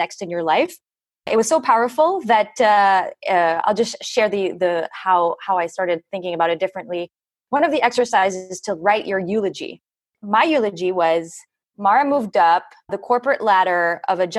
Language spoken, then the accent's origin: English; France; also born or lived in Philippines; now in United States; I'm half Filipino and also from France